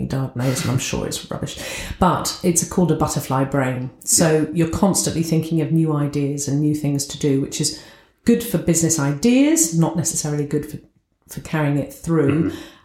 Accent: England, United Kingdom; accent: southern, posh; moved away as an adult; now in Scunthorpe, United Kingdom; I'm brought up down south, as you can tell from my accent.

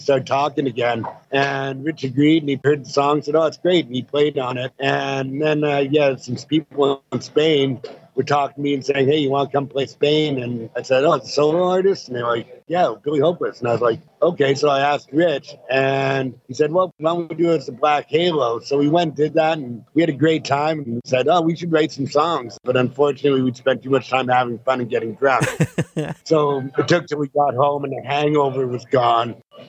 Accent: Vancouver, British Columbia, Canada; Yeah. My dad was from Yorkshire, England.

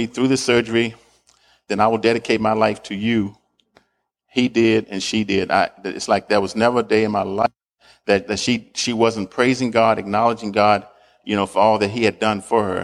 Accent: the South, United States; I was born in the South, and I was in the 50s there.

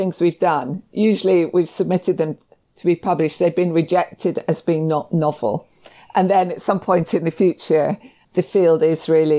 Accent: Scotland, United Kingdom; I think people might be surprised that I'm Scottish.

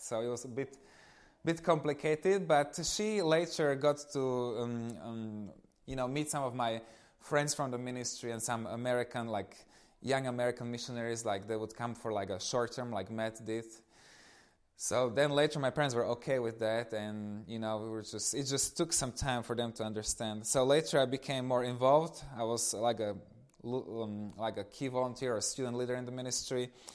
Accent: eastern Slovakia, Slovakia; moved away; I come from Eastern Slovakia. So, I was growing up in this family with one little brother

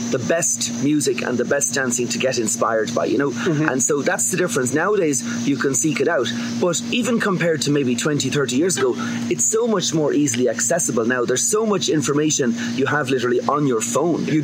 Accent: Ireland; when I grew up in Ireland, like my parents are from County Kerry

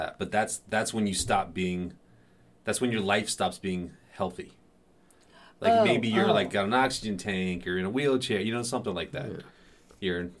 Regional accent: Florida, United States; moved away; when I was living in Florida. I mean, we barely had sidewalks. We definitely didn't have any bike lanes, you know, when I was growing up

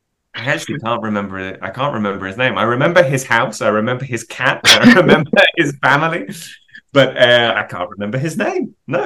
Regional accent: South East England, United Kingdom; I was born in England, moved around England, so I don't really have a home as such, but probably spent the majority of my time in the southeast.

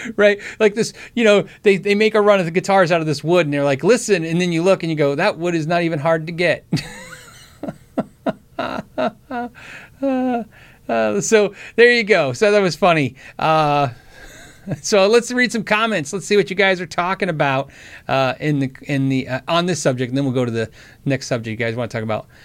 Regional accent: Tucson, Arizona, United States; I grew up in Tucson, Arizona, Davis Moth Air Force Base

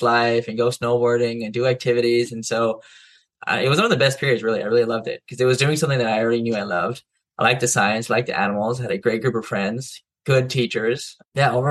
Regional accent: Hawaii, United States; also born or lived in Israel; I was born in Israel, but then my dad's side of the family is from Israel, and then raised in Hawaii. Mom's side is in Hawaii. So I moved here when I was about three

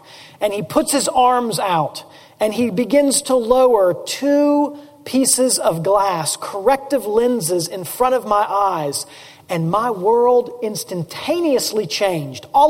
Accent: Memphis, Tennessee, United States; I grew up in East Memphis

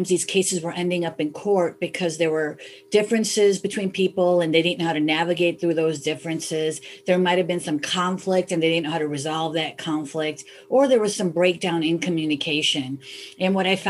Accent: Chicago, Illinois, United States; I was born and raised in Chicago

